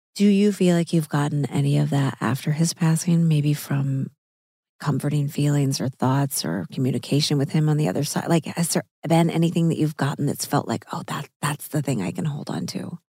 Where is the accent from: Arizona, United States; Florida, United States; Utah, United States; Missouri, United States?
Missouri, United States; I'm from Missouri, so I ate meat all growing up.